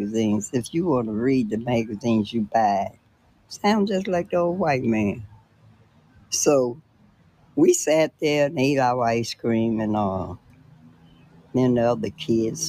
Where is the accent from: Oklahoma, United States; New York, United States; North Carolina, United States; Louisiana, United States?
North Carolina, United States; Henderson; born or raised there